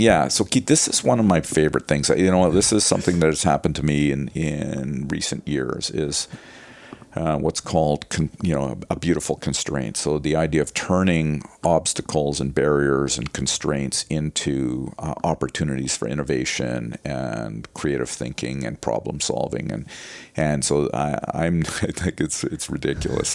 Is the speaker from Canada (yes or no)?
yes; Winnipeg, Manitoba, Canada; I grew up in Winnipeg